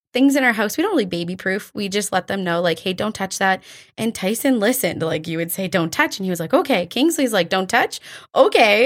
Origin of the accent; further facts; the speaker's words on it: Drayton Valley, Alberta, Canada; moved away as an adult; also born or lived in Calgary; now in Airdrie, Canada; I was born and raised in Drayton Valley.